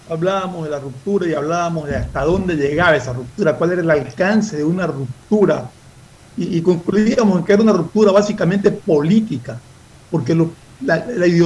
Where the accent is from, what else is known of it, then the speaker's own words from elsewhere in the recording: Ecuador; lo único que pedimos nosotros como ecuatorianos es que sean en beneficio del país.